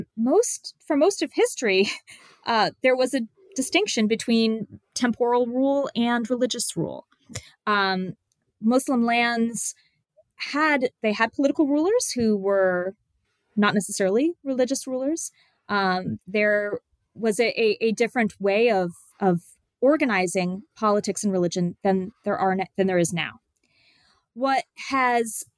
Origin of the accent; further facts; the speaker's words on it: United States; somebody who grew up in the 1980s, right, in the United States